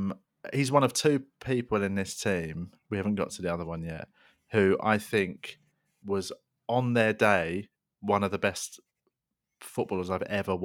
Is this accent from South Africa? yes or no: no; England, United Kingdom; and actually I'm English, I'm born here, I'm at school here, I'm being raised here, you know, I'm allowed to embrace that part of me.